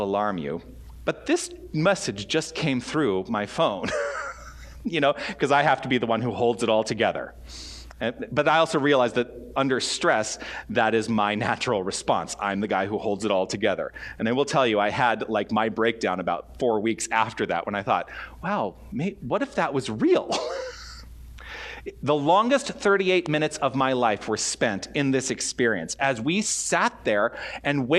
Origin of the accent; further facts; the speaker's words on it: Tucson, Arizona, United States; moved away as an adult; also born or lived in Toronto / Southern California; now in Tucson, United States; I want to return to Tucson and I want to engage in spiritual practice. I want to let my ministry thrive in my hometown